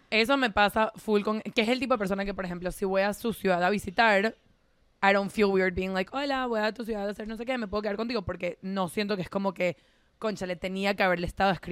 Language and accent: Spanish; Venezuela; moved away; porque yo me mudé de Venezuela cuando tenía